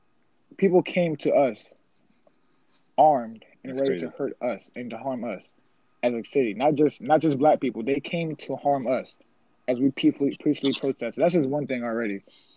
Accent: Charlottesville, Virginia, United States; A couple years ago, in my hometown, the KKK came to Charlottesville.

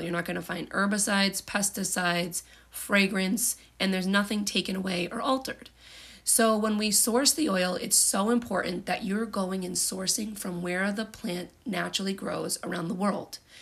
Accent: United States; I'm from the United States

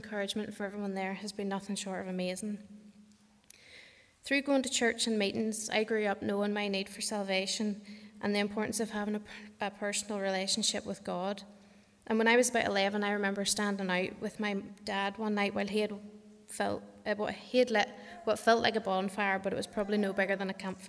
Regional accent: Kells, Northern Ireland, United Kingdom; I grew up outside Kells, with my mum, dad and three brothers.

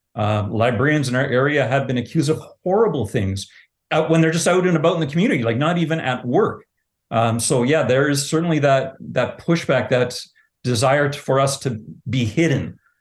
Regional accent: Southern Ontario, Canada; now in Altona, Canada; I grew up in Southern Ontario

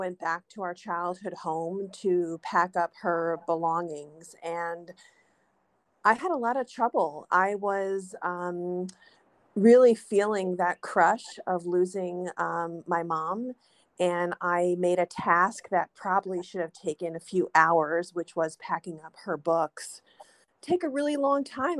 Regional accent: New York City, New York, United States; I am a New Yorker. That is where I was born. It's where I live.

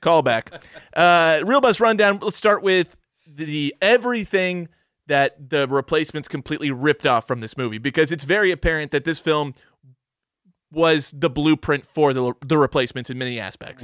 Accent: Missouri, United States; growing up in Missouri

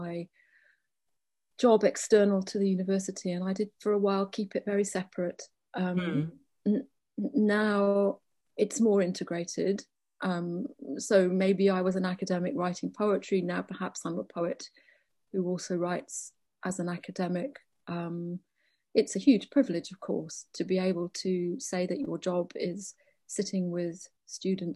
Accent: Liverpool, North West England, United Kingdom; I grew up in Liverpool

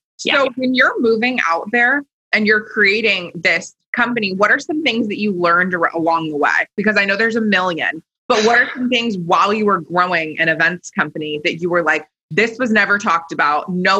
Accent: Portland, Oregon, United States; I went to OSU and I grew up in Portland

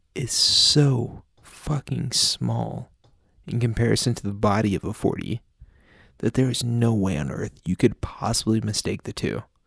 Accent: United States; we're from America if our fucking trash, shitty accents haven't already

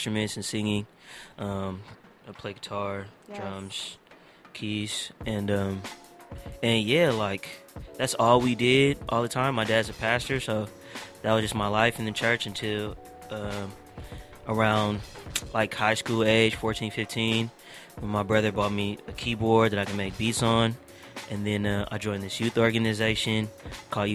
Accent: Oakland, California, United States; hailing from East Oakland, California

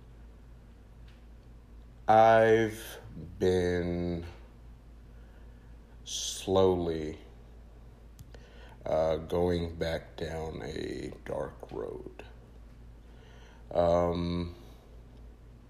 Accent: North Carolina, United States; also born or lived in Queens, New York; I'm originally from Queens, New York, and so when I moved down here to North Carolina

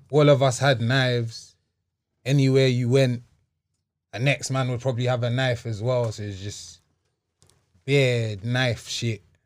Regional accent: Wembley, London, United Kingdom; also born or lived in Hammersmith; I grew up in Wembley

